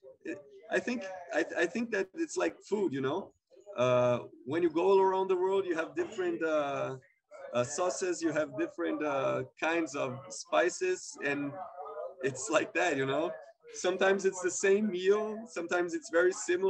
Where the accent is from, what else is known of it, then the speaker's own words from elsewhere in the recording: São Paulo, Brazil; English is a second language; We come from Southside Sao Paulo. Kind of tough way to live because we live in a very big city